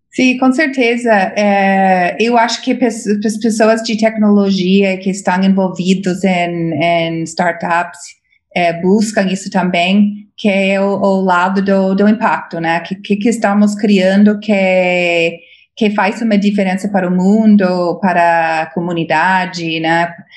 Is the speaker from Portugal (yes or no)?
no; United States; Portuguese is a second language; moved away as an adult; now in Brazil; eu sou americana, cresci nos Estados Unidos